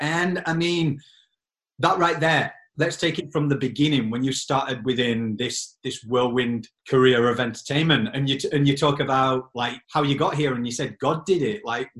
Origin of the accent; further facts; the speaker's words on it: Yorkshire and the Humber, United Kingdom; accent: Yorkshire; my accent being Yorkshire.